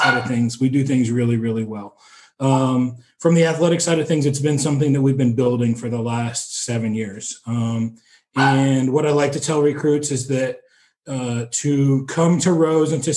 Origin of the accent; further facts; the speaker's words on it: East Coast, United States; moved away as an adult; now in Terre Haute, United States; I grew up on the East Coast.